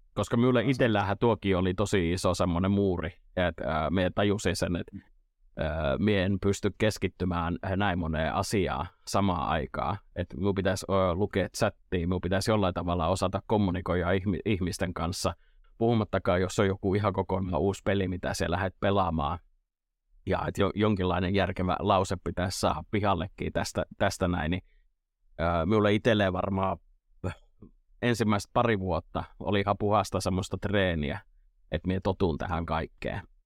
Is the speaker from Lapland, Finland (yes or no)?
no; Imatra, South Karelia, Finland; Etelä-Karjalan poiki Imatralta kotosi